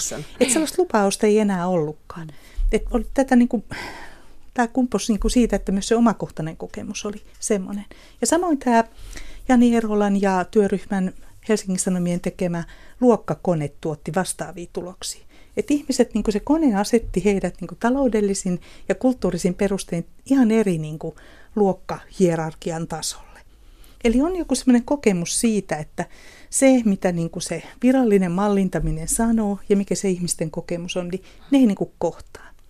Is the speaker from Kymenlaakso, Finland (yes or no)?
yes; Kotka, Kymenlaakso, Finland; mä oon kotoisin tuolta Kotkan Karhulasta